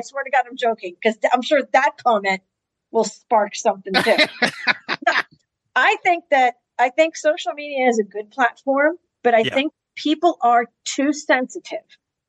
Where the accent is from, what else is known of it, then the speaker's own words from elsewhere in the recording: Pittsburgh, Pennsylvania, United States; Just to be clear, I was born and raised in Pittsburgh.